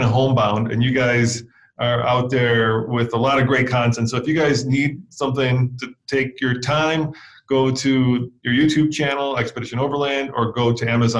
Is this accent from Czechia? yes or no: yes; Czechia; moved away; I grew up in the Czech Republic